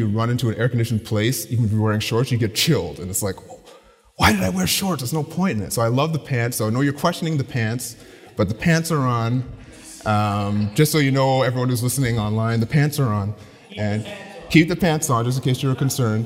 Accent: Ottawa, Ontario, Canada; I grew up in the Ottawa area

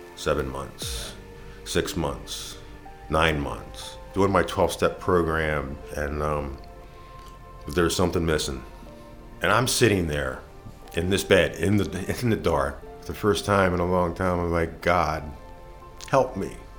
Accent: Baltimore, Maryland, United States; I was born and raised in Baltimore City

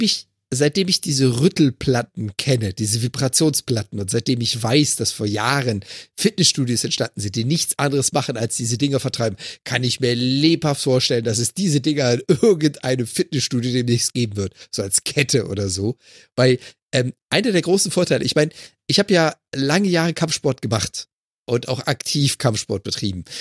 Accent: Freiburg im Breisgau, Baden-Württemberg, Germany; moved away; ich komme gebürtig aus Freiburg im Breisgau. Meine Mutter, meine Eltern leben immer noch

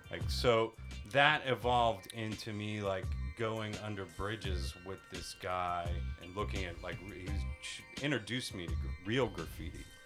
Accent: Pittsburgh, Pennsylvania, United States; moved away as an adult; now in Tokyo, Japan; I'm from Pittsburgh, Pennsylvania

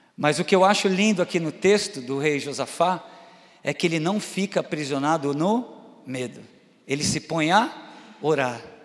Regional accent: Itupeva, São Paulo, Brazil; moved away; estar aqui, minha terrinha

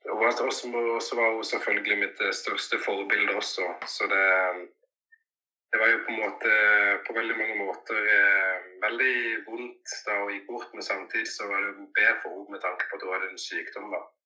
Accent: Norway; also born or lived in Cali, Colombia; jeg har fått muligheten til å vokse opp i Norge

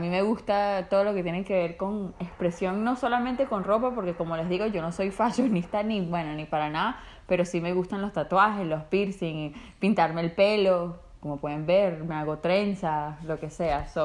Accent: Venezuela; soy venezolana chimba, no sé quiénes son todos estos venezolanos que Mario ve en los podcasts

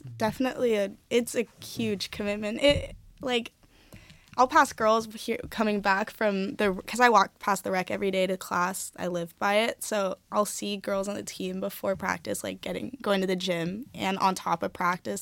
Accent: Bay Area, California, United States; moved away as an adult; now in Oregon, United States; I'm from California, I'm from the Bay Area

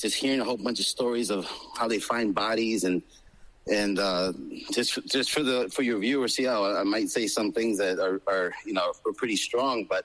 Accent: El Salvador; also born or lived in Florida; now in Palm Beach, United States; I was born in El Salvador during the black years, during the war. And we came here, and since we've been here, we've assimilated and embraced American culture.

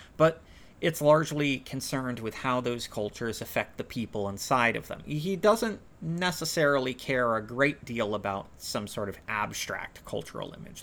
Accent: United States; I'm white and from America

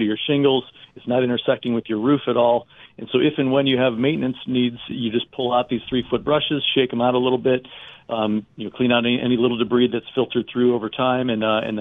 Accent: United States; also born or lived in Pennsylvania; I grew up in Ohio and Pennsylvania

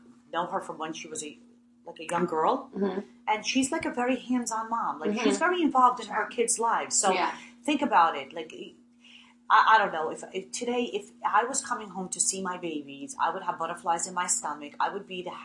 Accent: Cherry Hill, New Jersey, United States; also born or lived in Bergen County, New Jersey / Beverly Hills, California; I'm proud to be from the state of New Jersey. I went to college here. I grew up in Cherry Hill. I now live in Bergen County

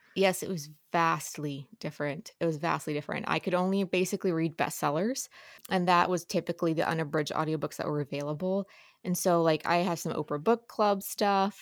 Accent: Ohio side, Ohio River Valley, United States; So, I grew up on the Ohio side.

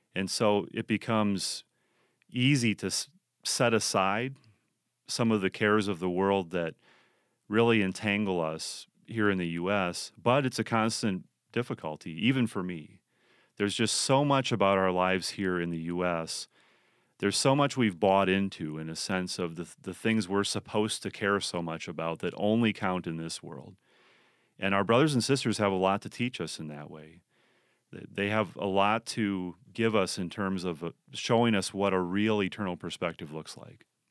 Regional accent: United States; we as American Christians

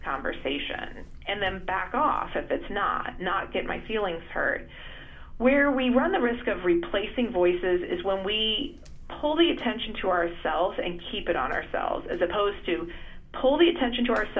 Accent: United States; I'm Indian American, second generation

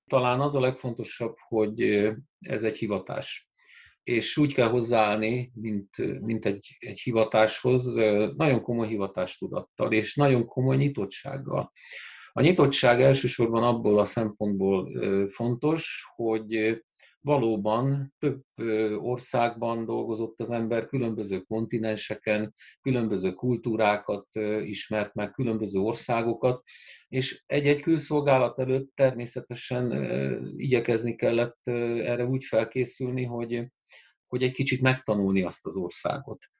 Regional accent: Győr, Győr-Moson-Sopron, Hungary; angol tagozatos gimnáziumba jelentkeztem Győrben, szülővárosomban

